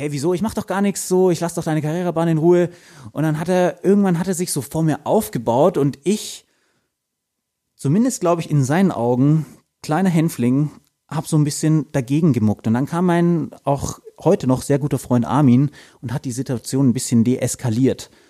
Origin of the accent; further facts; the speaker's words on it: Bavaria, Germany; Ich komme aus Landkreis Fürth, vielleicht. Sprich, äh, die Michaeliskerber hat bei mir auch lange Tradition.